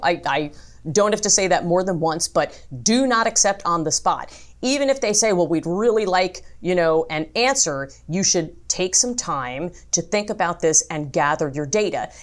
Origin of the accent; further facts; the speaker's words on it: New York City, New York, United States; I was born in Brooklyn